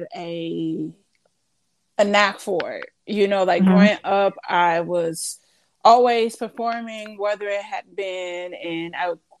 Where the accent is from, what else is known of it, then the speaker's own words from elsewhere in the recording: St. Louis, Missouri, United States; moved away as an adult; now in Los Angeles, United States; I'm originally from St. Louis. Went to school in St. Louis